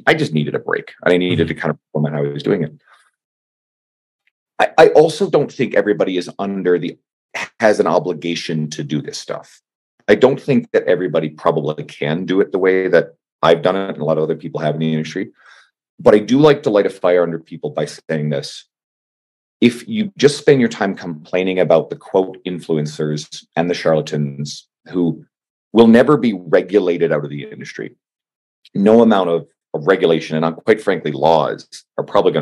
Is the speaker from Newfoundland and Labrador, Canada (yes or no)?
yes; St. John's, Newfoundland and Labrador, Canada; I'm from St. John's, Newfoundland